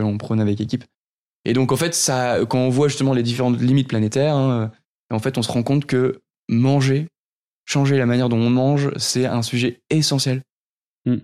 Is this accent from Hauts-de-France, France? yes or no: yes; Nord, near Lille, Hauts-de-France, France; je suis issu de, du Nord, pas très loin de, de Lille où j'ai grandi